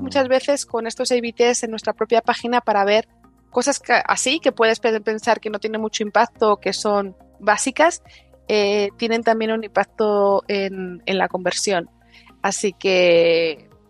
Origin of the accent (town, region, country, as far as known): Spain